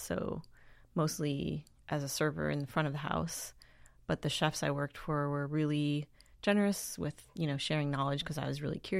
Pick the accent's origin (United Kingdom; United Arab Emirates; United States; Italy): United States; Wisconsin; also born or lived in Tennessee / Minneapolis; now in San Francisco, United States; I was born in Wisconsin, and then my family moved to Tennessee when I was pretty young, and then Minneapolis, and then back to Wisconsin.